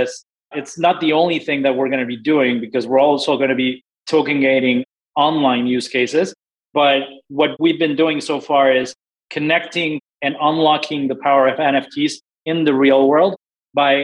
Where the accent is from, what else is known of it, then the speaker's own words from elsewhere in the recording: Mexico City, Mexico; also born or lived in Houston, Texas; now in Austin, United States; I'm originally from Mexico City, but I've been in the States